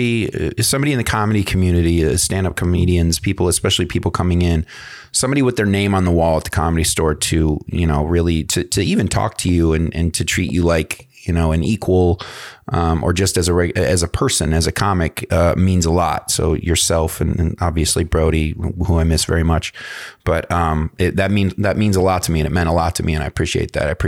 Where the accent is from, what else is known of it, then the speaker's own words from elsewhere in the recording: Michigan, United States; now in Los Angeles, United States; I said, "I'm from Michigan. I just got into town about 6 months ago, and I'm trying to make it in Hollywood."